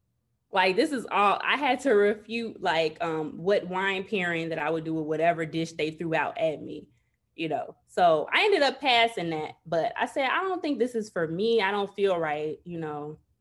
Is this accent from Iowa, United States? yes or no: no; Chicago, Illinois, United States; So pretty much, okay, I'm from Chicago, born and raised.